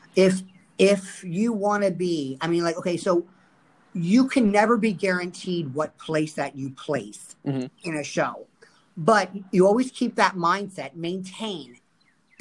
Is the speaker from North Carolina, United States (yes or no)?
no; Fort Lauderdale, Florida, United States; I am born and raised in Fort Lauderdale, Florida, and I grew up here, and I've never left